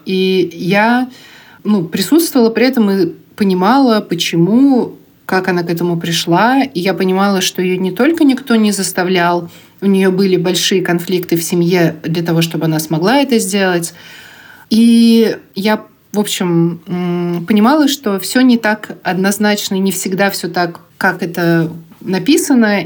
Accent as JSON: {"language": "Russian", "town": "Kazan", "region": "Tatarstan", "country": "Russia", "tie": "born or raised there", "also_born_or_lived": "Bugulma", "said": "то, как я жила в Бугульме и в Казани вообще с рождения"}